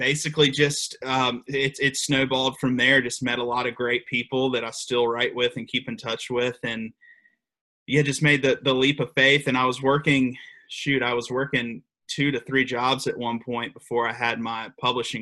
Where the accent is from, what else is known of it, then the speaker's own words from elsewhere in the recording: Aiken, South Carolina, United States; also born or lived in Alabama; my old apartment in Aiken, South Carolina, where I'm from